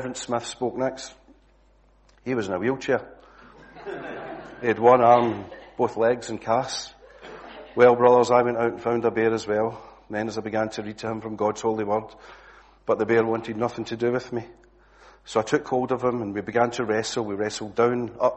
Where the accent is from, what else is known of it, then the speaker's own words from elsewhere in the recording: Glasgow, Scotland, United Kingdom; accent: Glasgow; moved away; my usual Glasgow accent